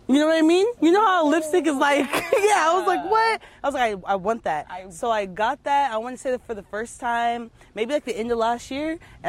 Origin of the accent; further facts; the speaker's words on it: California, United States; also born or lived in San Jose / Las Vegas; But I'm originally from SoCal.